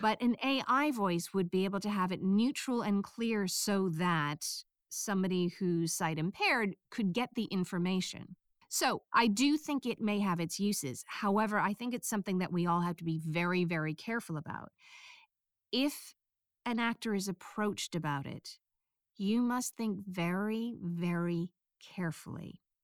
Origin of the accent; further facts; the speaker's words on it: United States; accent: American; my bass accent is American